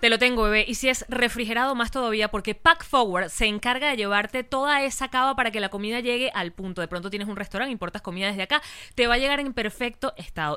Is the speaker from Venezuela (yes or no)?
yes; Venezuela; como venezolanos